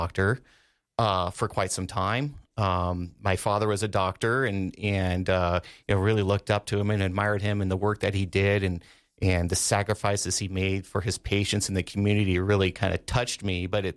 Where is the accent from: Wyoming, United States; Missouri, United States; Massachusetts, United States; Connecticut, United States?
Wyoming, United States; Sheridan; moved away as an adult; I grew up here in Sheridan, and Sheridan's always been my home